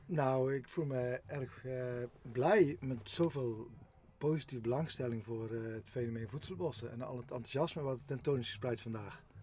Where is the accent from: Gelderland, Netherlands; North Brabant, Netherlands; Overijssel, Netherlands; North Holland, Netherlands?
North Brabant, Netherlands; Geffen; op dit moment zijn we op de, eigenlijk kan ik zeggen, mijn geboortegrond. Heel bijzonder. Mijn vader en moeder hebben hier vroeger een boerderijtje gerund